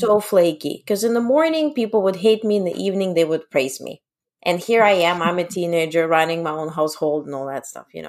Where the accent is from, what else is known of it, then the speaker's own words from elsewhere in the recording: Ukraine; moved away; I was born in Ukraine